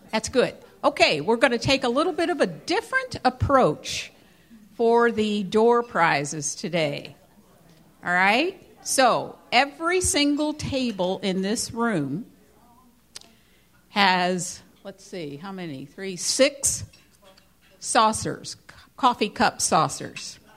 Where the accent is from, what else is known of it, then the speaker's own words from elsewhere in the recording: New York, United States; from New York